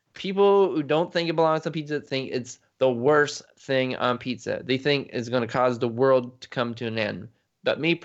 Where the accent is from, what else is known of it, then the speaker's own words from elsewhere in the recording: Canada; because I'm Canadian